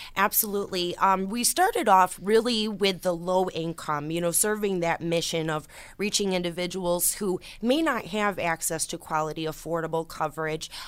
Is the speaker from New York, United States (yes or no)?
yes; Orleans County, New York, United States; I started thirteen years ago as a representative in my hometown county, in Orleans County, a very small rural area